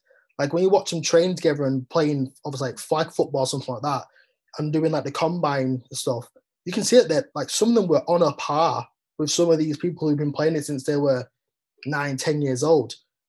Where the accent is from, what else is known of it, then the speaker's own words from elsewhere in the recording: United Kingdom; obviously we are British and rugby is the main sport.